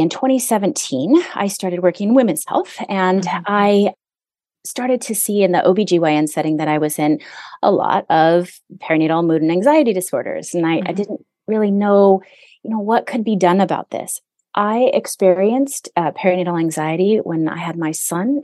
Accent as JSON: {"language": "English", "region": "Hawaii", "country": "United States", "moved": "yes", "lives_now": "Southern California, United States", "said": "I do live in Southern California. I'm away from Hawaii"}